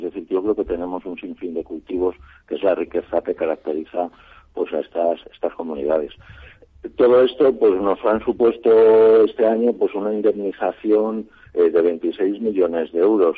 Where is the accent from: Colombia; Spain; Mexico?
Spain; Extremadura; moved away; yo que soy extremeño